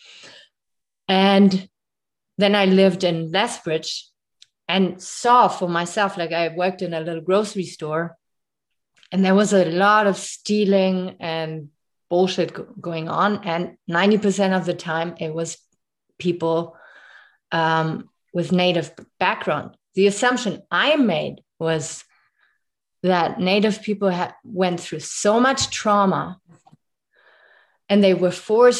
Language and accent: English; Germany; English is a second language; moved away as an adult; now in Canada; I moved here 7 years ago, and growing up in Germany